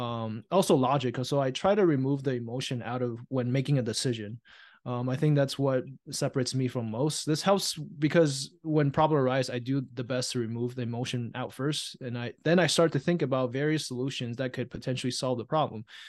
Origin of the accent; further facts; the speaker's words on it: Taiwan; now in United States; I was born and raised in Taiwan